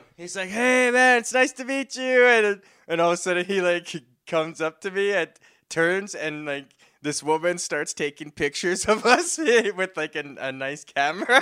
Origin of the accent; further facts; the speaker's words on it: Saskatoon, Saskatchewan, Canada; I'm from Saskatoon, Saskatchewan